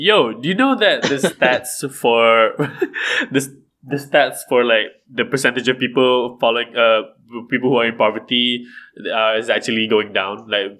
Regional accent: Malaysia; I'm Malaysian.

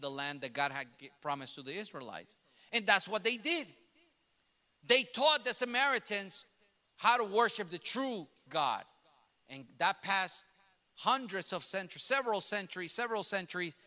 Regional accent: New York City, New York, United States; first language Spanish; English is a second language; My native language is Spanish. Now I speak two languages. And all throughout my teenage years and growing up in New York City

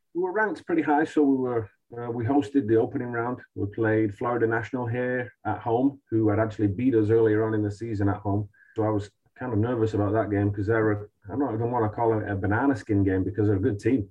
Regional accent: Manchester, North West England, United Kingdom; now in United States; We're both from Manchester

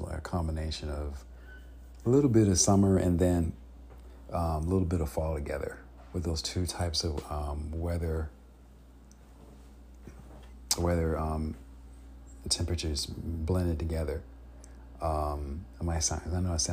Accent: Chicago, Illinois, United States; now in California, United States; My family member and I, we were from Illinois, Chicago, Illinois

